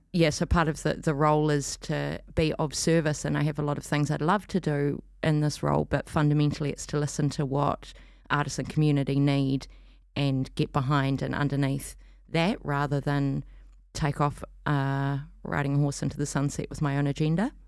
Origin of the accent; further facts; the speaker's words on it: New Zealand; moved away as an adult; now in Auckland, New Zealand; I come from Otaheite originally, um, but have been up here for fifteen years or so